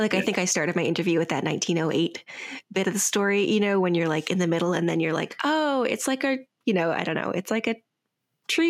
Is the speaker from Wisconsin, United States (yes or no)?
yes; Wisconsin, United States; now in Pacific Northwest, United States; I'm from Wisconsin